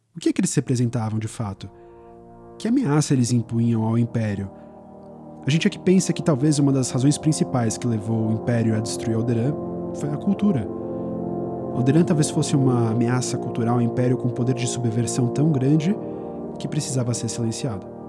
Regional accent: São Paulo, Brazil; a gente é de São Paulo

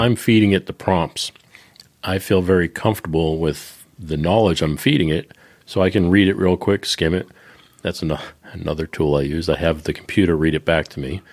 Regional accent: Boston, Massachusetts, United States; I'm from Boston

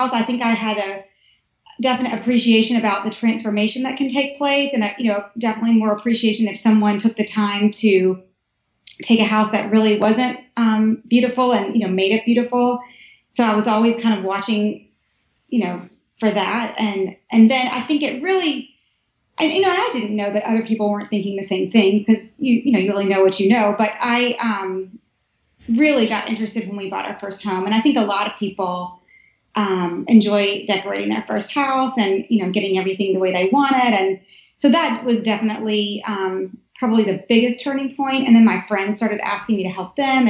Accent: Nashville, Tennessee, United States; moved away as an adult; also born or lived in Cookeville, Tennessee / California; now in Washington, D.C., United States; I'm originally from Tennessee, Nashville, and then a little town outside of Nashville, Cookeville

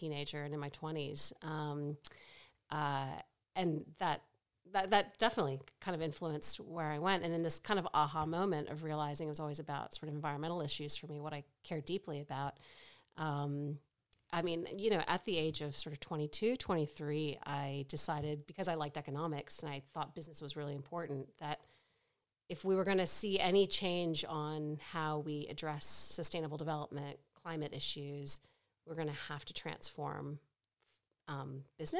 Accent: Richmond, Virginia, United States; now in Australia; I grew up in suburban Richmond, Virginia, really kind of very middle class, very suburban

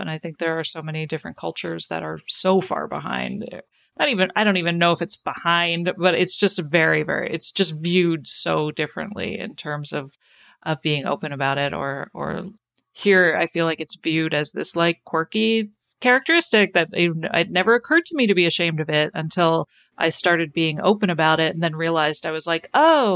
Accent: Canada; I grew up in Canada

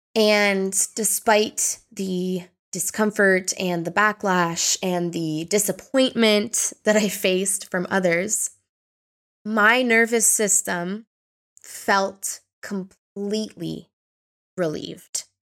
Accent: Ontario, Canada; moved away as an adult; now in Portugal; I was born and raised in Canada

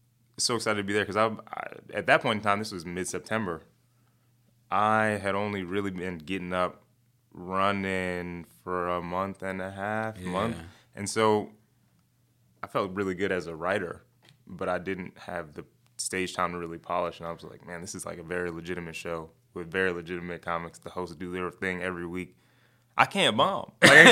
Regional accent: Chicago, Illinois, United States; I'm from the Southside.

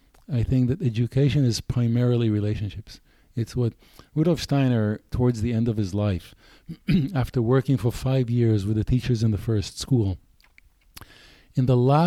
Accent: United States; I'm American here.

